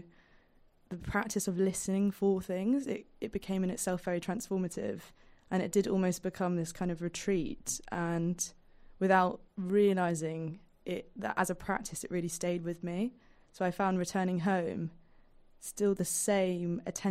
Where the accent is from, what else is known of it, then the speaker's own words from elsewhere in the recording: London, United Kingdom; being a Londoner